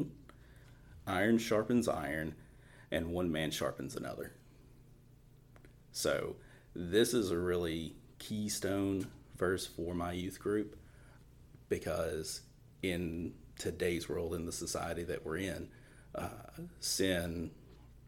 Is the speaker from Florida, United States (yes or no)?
no; Eastern Tennessee, United States; I am from Eastern Tennessee